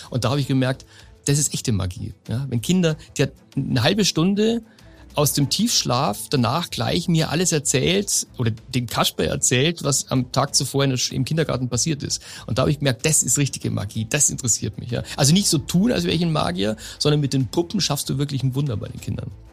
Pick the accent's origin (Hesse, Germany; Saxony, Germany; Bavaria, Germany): Bavaria, Germany; Lower; also born or lived in Munich; Ich komme aus Niederbayern ursprünglich